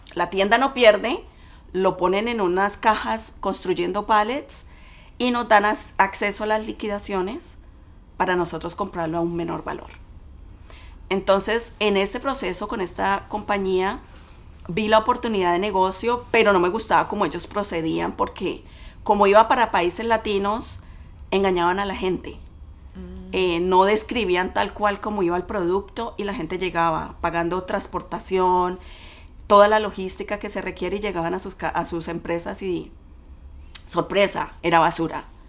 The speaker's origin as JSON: {"language": "Spanish", "town": "Cali", "region": "Valle del Cauca", "country": "Colombia", "moved": "as an adult", "lives_now": "United States", "said": "soy colombiana de Cali. Emigré a este país en el 97, recién me había graduado de la universidad"}